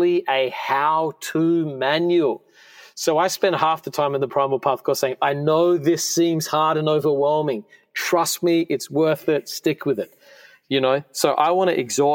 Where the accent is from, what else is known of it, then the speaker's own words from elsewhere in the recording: Australia; moved away; I grew up in Australia